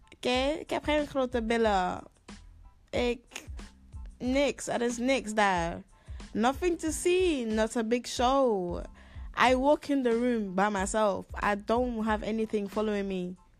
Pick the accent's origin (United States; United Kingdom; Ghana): Ghana; moved away; also born or lived in Netherlands; I come from Ghana